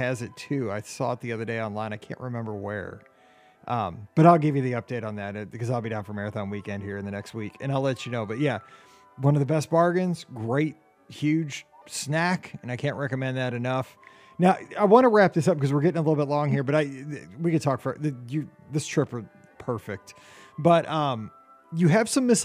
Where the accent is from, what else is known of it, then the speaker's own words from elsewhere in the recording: Missouri, United States; I'm from Missouri